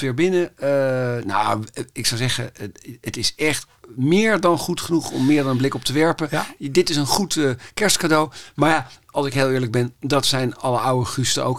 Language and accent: Dutch; Amsterdam, North Holland, Netherlands; ik kom dan toevallig uit Amsterdam